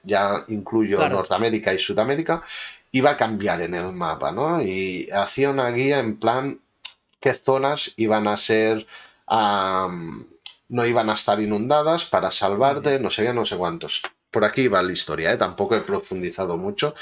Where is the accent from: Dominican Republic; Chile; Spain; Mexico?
Spain; Manresa, Catalonia; Yo soy de Manresa